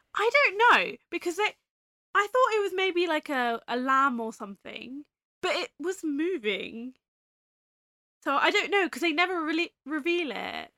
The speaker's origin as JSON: {"language": "English", "region": "England", "country": "United Kingdom", "said": "we're English"}